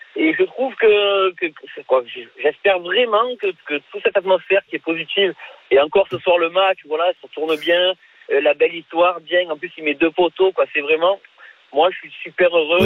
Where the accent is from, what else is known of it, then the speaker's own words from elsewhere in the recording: Marseille, Provence-Alpes-Côte d'Azur, France; je suis de Marseille